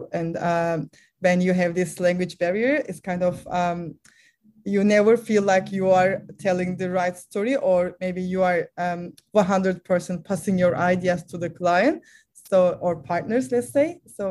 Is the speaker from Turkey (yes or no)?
yes; Turkey